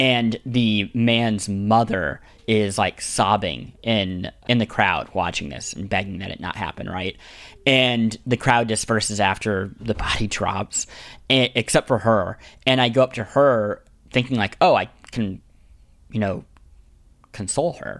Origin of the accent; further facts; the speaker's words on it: Kansas City, Missouri, United States; the bishop of my hometown, Kansas City